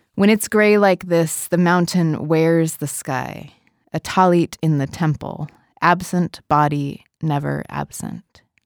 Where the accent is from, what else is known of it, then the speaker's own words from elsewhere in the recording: Portland, Oregon, United States; I grew up in Portland, Oregon